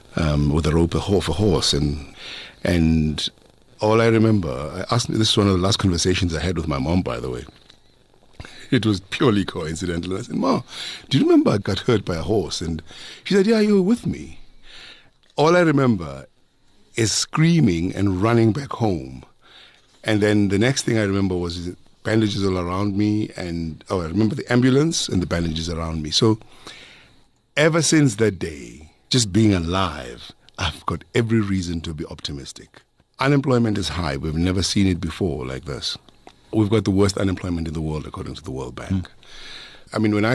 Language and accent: English; Springs, Gauteng, South Africa; I come from Springs.